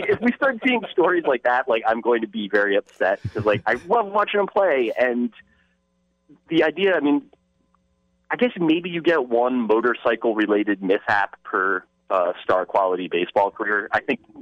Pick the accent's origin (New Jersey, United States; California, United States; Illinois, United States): New Jersey, United States; I'm from New Jersey